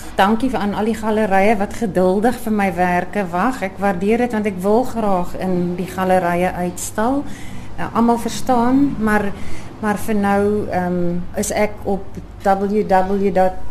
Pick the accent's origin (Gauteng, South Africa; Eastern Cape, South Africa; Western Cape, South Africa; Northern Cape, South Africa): Gauteng, South Africa; Johannesburg; also born or lived in Cape Town; now in Knysna, South Africa; Oorspronklik van Johannesburg en toe ons later Kaap toe getrek en ons woon tans in Nyasna vir 4 jaar